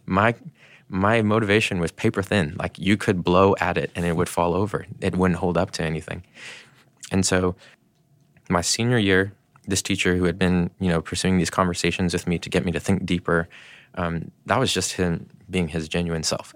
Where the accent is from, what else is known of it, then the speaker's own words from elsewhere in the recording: Canada; now in United States; I was born in Canada